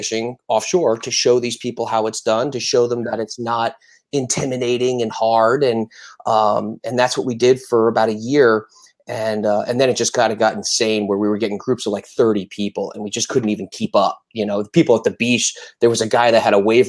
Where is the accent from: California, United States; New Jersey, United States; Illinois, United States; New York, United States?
New Jersey, United States; moved away as an adult; now in South Florida, United States; I'm from New Jersey. And I moved to South Florida to go to the Art Institute